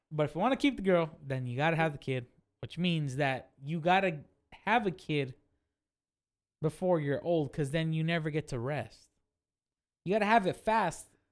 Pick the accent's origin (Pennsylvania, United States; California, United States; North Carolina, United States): California, United States; Fresno; I'm from Fresno.